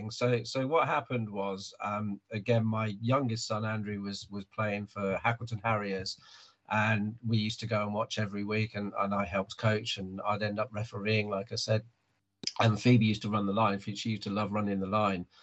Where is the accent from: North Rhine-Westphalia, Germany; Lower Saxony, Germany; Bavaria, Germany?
Lower Saxony, Germany; Hanover; born there; moved away; also born or lived in Cyprus; I was born in Hanover in Germany. I, my dad was in the army, so uh, yeah, I moved around a lot.